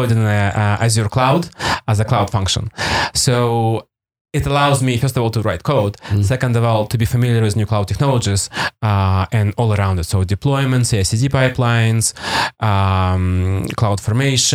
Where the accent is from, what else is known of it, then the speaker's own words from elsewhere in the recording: Primorsky Krai, Russia; English is a second language; moved away; also born or lived in Vladivostok, Russia; I grew up in Soviet Union.